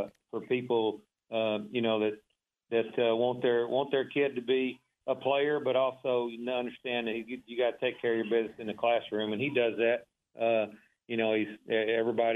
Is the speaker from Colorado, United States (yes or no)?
no; Waco, Texas, United States; born or raised there